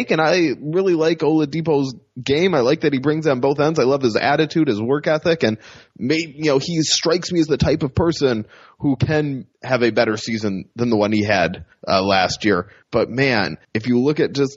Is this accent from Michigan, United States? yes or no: yes; Michigan, United States; growing up in Michigan